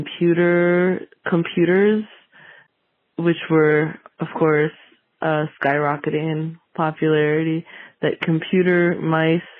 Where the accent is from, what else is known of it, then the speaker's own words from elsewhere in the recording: San Francisco, California, United States; I am from San Francisco